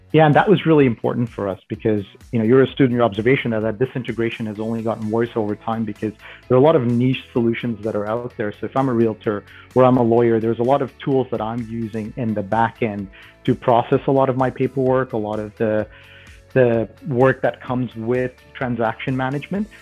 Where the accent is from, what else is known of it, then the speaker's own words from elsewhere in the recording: Toronto, Ontario, Canada; I grew up in Canada. I uh, I'm from Toronto originally, and uh, I went to school here in Toronto